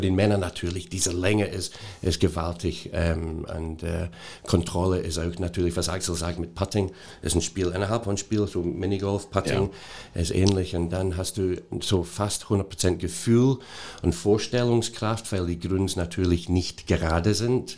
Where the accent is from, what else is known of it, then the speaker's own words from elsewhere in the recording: Scotland, United Kingdom; German is a second language; moved away as an adult; also born or lived in Hanover; now in Germany; ich bin seit über 30 Jahren jetzt in Deutschland. Ähm, ich habe meine Ausbildung in Schottland gemacht